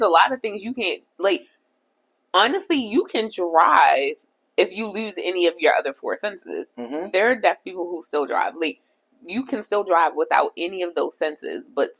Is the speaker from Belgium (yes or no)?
no; Jamaica; I'm also Jamaican and black.